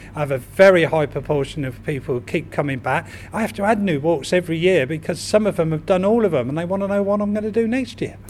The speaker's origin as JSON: {"language": "English", "town": "Reading", "region": "South East England", "country": "United Kingdom", "tie": "born or raised there", "said": "to understand and appreciate the history of my hometown so much more. And what better way than doing it by leading guided walks around Reading?"}